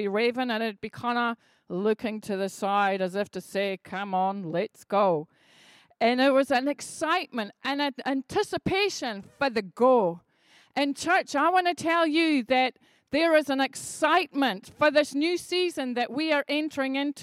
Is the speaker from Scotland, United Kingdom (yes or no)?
yes; Edinburgh, Scotland, United Kingdom; I grew up in Edinburgh where there were loads and loads of traffic lights